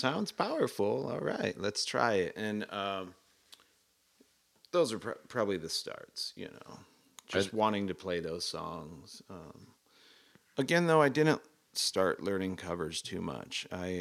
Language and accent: English; Denver, Colorado, United States; I was born in Denver, Colorado